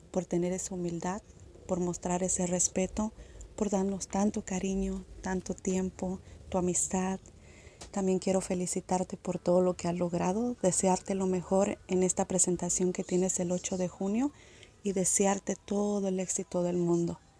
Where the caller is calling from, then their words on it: California, United States; de California.